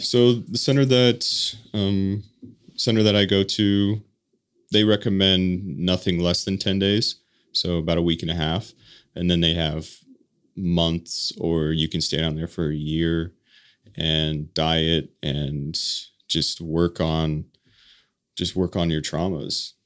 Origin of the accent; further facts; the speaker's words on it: Colorado, United States; moved away as an adult; now in Utah, United States; born and raised in Colorado